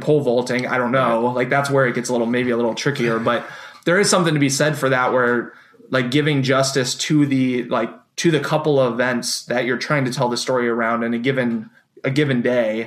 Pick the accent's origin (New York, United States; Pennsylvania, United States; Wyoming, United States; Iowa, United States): Iowa, United States; I grew up in Iowa